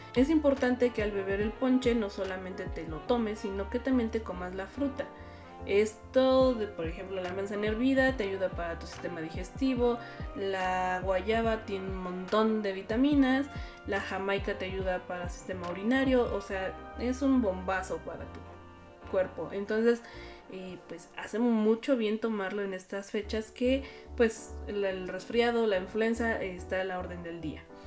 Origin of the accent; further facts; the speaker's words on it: Mexico; como mexicanos